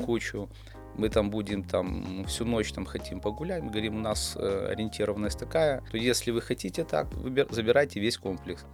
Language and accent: Russian; Pinsk, Brest Region, Belarus; Родился в Пинске